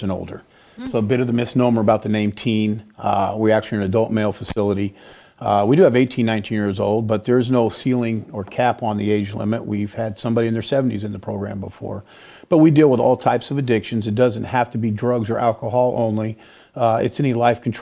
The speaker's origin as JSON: {"language": "English", "region": "California", "country": "United States", "moved": "as an adult", "lives_now": "Peoria, United States", "said": "I'm a Californian, right? And so I had to give up that warm sun to come out for these brutal winters"}